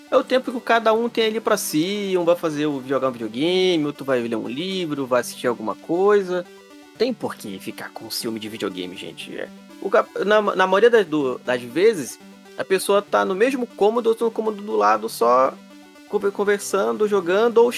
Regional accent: Pará, Brazil; A gente, nós somos parentes indígenas, eu sou aqui do Pará.

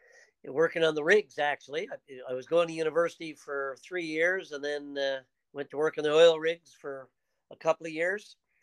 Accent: Newfoundland and Labrador, Canada; also born or lived in Toronto; I often say I'm a typical Newfoundlander of my generation. I was born in Toronto.

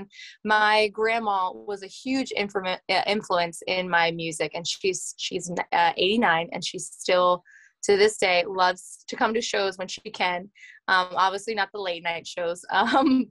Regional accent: Lancaster County, Pennsylvania, United States; I am from Lancaster County, Pennsylvania. It's Amish and Mennonite country in southern Pennsylvania in the United States. And I grew up on a dairy farm

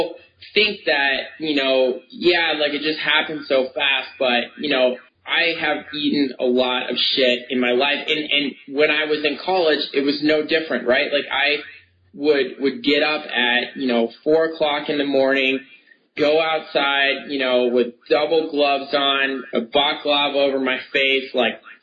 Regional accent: Connecticut, United States; I grew up in Connecticut

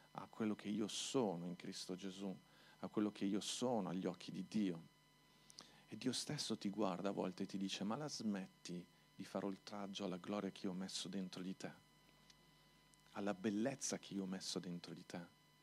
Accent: Milan, Lombardy, Italy; Io sono cresciuto a Milano

